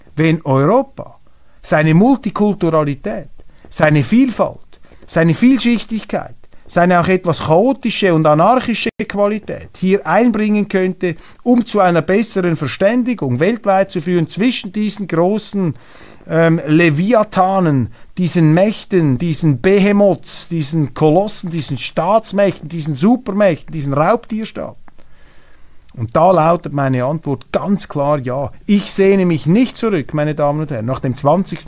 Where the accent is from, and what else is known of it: Switzerland; accent: Swiss German-tinged Standard German